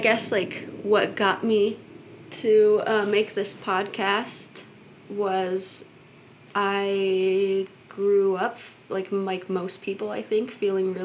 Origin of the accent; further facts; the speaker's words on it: Kansas, United States; I grew up in Kansas, and I lived with my mom there